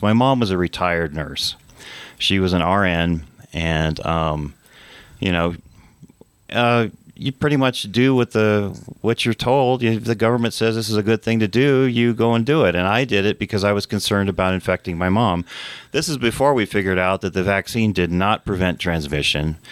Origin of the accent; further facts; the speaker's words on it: New Mexico, United States; also born or lived in Santa Fe, New Mexico / Taos, New Mexico / Las Cruces, New Mexico / Rio Rancho, New Mexico; I've been a uh, lifelong um, citizen of New Mexico. Uh, I went to elementary school in Santa Fe, uh, junior high, high school in Taos